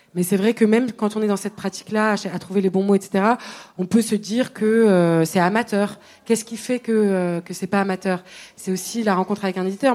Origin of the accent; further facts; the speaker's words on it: Tunisia; moved away; de mon enfance en Tunisie